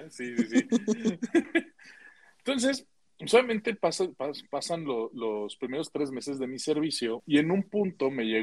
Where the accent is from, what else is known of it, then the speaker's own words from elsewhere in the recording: San Luis Potosí, Mexico; para, entrar a mi pueblito tú tenías que entrar a Ciudad Valles y te ibas al norte